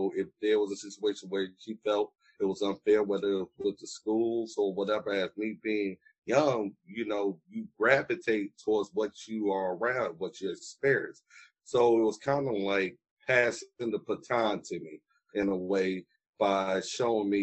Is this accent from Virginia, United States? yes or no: yes; Danville, Virginia, United States; I'm from Danville for most of my life and in the Pennsylvania County area